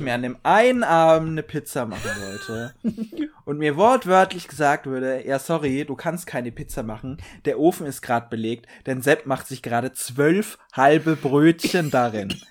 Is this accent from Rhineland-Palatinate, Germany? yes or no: no; Bavaria, Germany; bei uns in Bayern